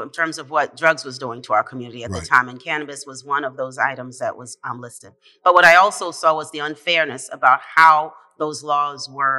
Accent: Boston, Massachusetts, United States; also born or lived in Haiti; I was raised in Upham's Corner in Dorchester, and came here when I was 6 years old. Had a chance to get a decent education here in the city of Boston. And went off to college, law school, and then came back and living in the same neighborhood that I grew up in.

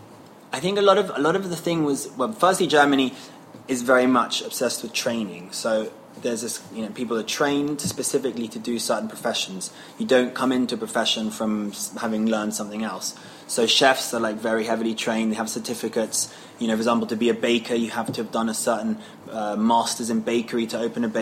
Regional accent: London, United Kingdom; I was born and raised in London.

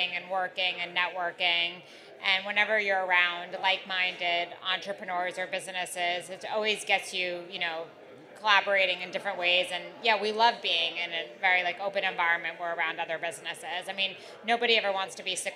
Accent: New York City, New York, United States; I grew up in New York City

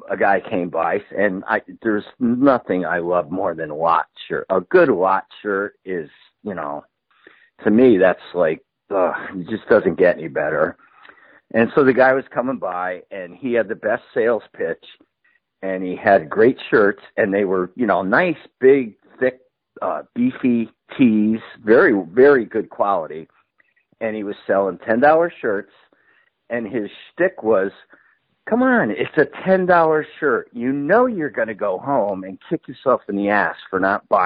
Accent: Connecticut, United States; I grew up in Connecticut

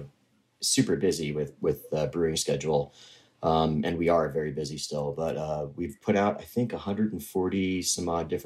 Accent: Connecticut, United States; also born or lived in San Diego / Boston; now in Fort Edward, United States; I grew up in Connecticut

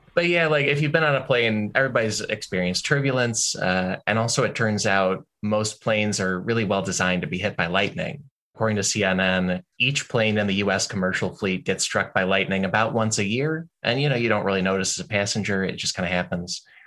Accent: Illinois, United States; growing up in Illinois, which has a lot of thunderstorms.

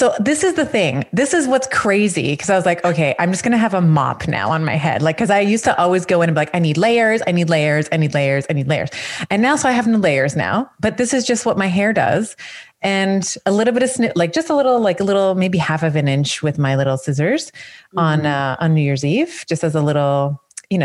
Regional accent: Canada; as a Canadian

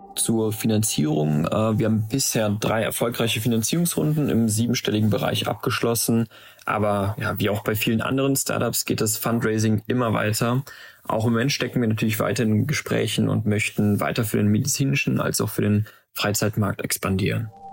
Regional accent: Aachen, North Rhine-Westphalia, Germany; also born or lived in Maastricht; von unserer Heimatstadt Aachen zur Uni in Maastricht

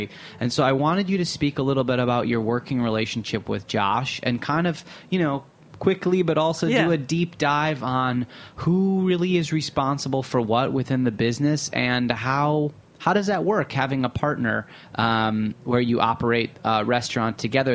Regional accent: Michigan, United States; We're white guys from Michigan. Our family is from Eastern Europe.

